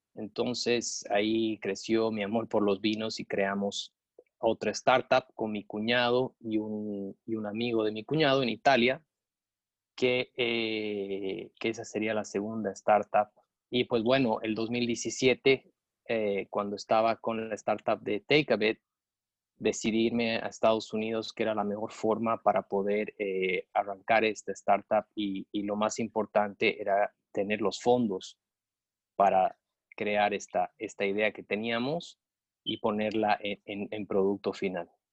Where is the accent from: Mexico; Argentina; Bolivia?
Bolivia; Cochabamba; moved away as an adult; also born or lived in United States; now in Boca Raton, United States; me he forjado eh, los estudios en, Cochabamba, soy cochabambino